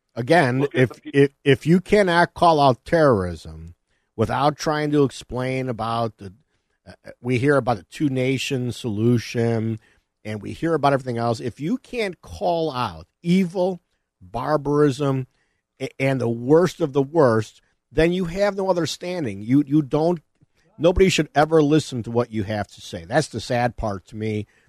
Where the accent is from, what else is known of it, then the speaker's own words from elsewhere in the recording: Elmhurst, Illinois, United States; also born or lived in Addison Township, DuPage County; I was growing up in Elmhurst.